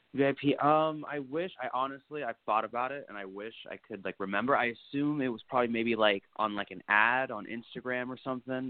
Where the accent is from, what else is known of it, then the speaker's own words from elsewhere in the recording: Naples, Florida, United States; I'm from Naples, Florida